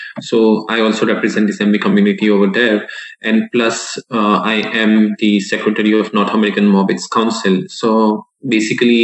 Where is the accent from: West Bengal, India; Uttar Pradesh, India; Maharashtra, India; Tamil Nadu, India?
Maharashtra, India; Mumbai; moved away as an adult; also born or lived in Texas, United States; I had been to the boarding school since I was 7 years old